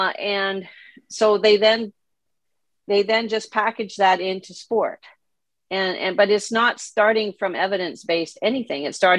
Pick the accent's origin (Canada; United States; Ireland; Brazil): Canada; also born or lived in South America; part of the reason why I was in South America as a Canadian was my parents were Christian missionaries